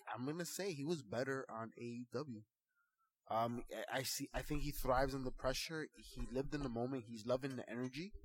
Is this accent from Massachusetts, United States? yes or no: no; Union City, New Jersey, United States; we are Latino men from Union City, from Hunter County, from the hood